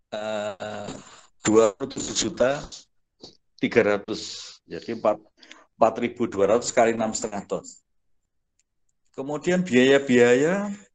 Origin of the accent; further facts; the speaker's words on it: Ngawi, East Java, Indonesia; moved away; asal saya dari Ngawi